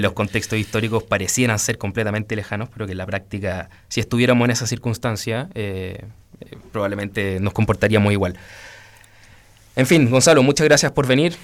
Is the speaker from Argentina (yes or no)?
no; Chile; nos toca como chilenos a todos